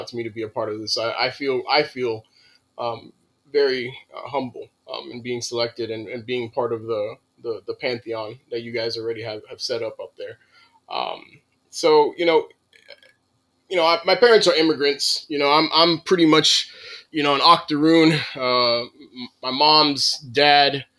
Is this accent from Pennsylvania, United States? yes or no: no; Miami, Florida, United States; I was born in Alapata, which, you know, is a mixed. It has consistently become an area of Latinidad